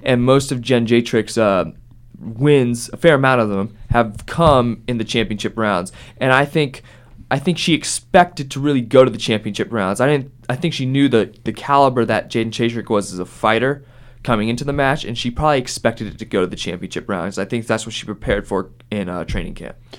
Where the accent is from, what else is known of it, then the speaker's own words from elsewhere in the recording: Columbus, Ohio, United States; I'm from Columbus.